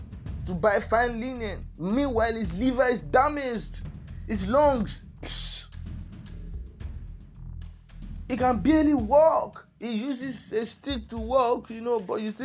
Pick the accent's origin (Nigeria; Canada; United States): Nigeria; my fellow Nigerians